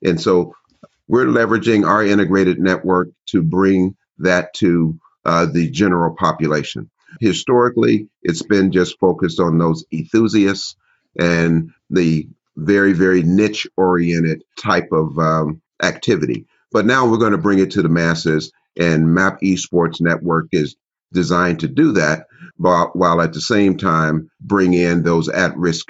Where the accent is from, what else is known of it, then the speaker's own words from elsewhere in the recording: Cincinnati, Ohio, United States; I grew up in Cincinnati, Ohio, and Cincinnati is a very, very old city